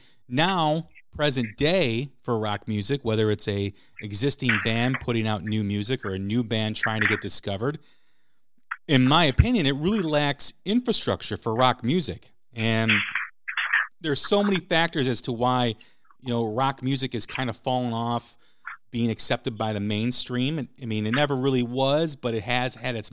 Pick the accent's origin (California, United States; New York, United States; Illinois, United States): Illinois, United States; Chicago; I'm from Chicago